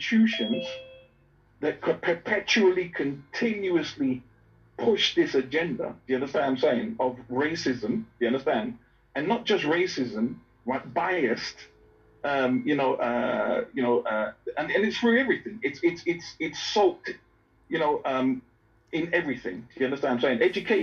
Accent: United States; now in United Kingdom; I grew up in America

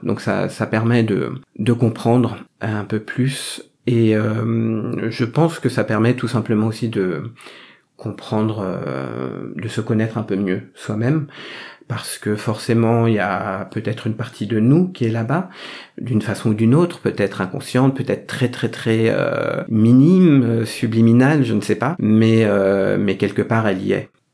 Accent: France; je porte ce métissage dans mon nom puisque j'ai un prénom français et un nom vietnamien

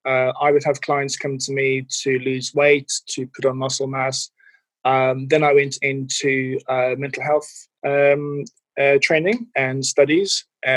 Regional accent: Cape Town, Western Cape, South Africa; now in United Kingdom; Yeah, so I'm originally from South Africa, from Cape Town. And yeah, been in the UK since about the early 2000s.

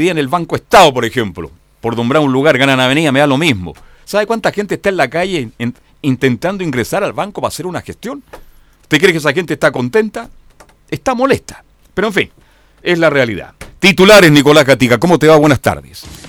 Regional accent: Chile; Somos chilenos

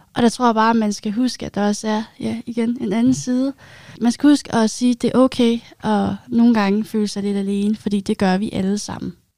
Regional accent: Zealand, Denmark; moved away as an adult; now in Odense, Denmark; Jeg kommer oprindeligt fra Sjælland

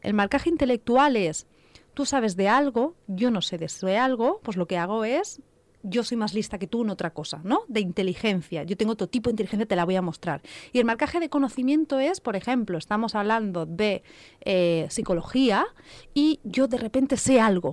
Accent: Catalonia, Spain; Yo soy catalana, pero no soy catalano parlante

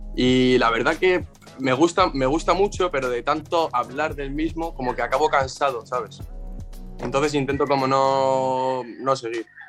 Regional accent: Spain; aquí en España en todas las, sin exagerarte, en mi pueblo hay, y vivo en un pueblo pequeñito

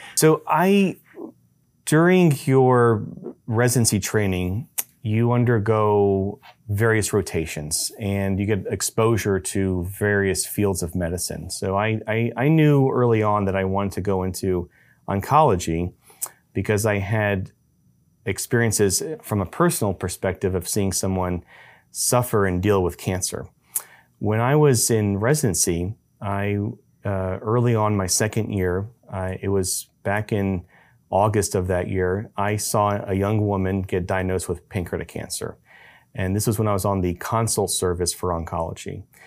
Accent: Baton Rouge, Louisiana, United States; moved away; My background uh, comes from uh, growing up in uh, Louisiana. Uh, I'm from Baton Rouge, Louisiana.

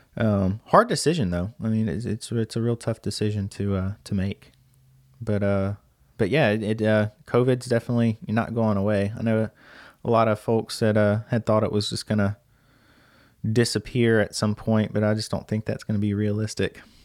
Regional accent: Lake Charles, Louisiana, United States; I'm from Lake Charles, Louisiana

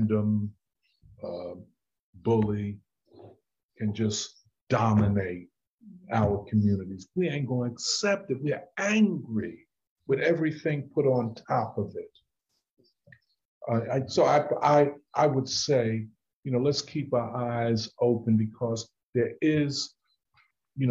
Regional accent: Philadelphia, Pennsylvania, United States; I'm from North Philly

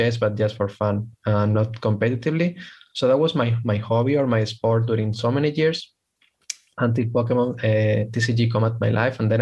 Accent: Spain; from Spain

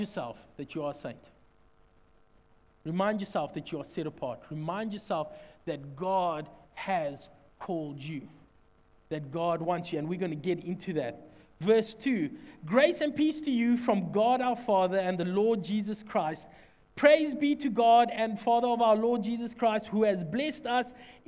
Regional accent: Secunda, Mpumalanga, South Africa; I'm from Secunda

